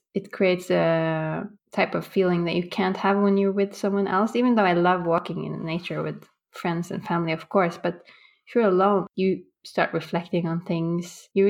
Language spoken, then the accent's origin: English; Bodø, Nordland, Norway; Growing up in Norway, in northern Norway, above the Arctic Circle in Bodø, it's extreme weather-wise.